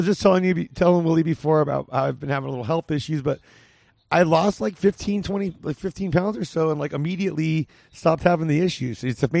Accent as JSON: {"language": "English", "town": "Whittier", "region": "California", "country": "United States", "tie": "born or raised there", "said": "Whittier, California."}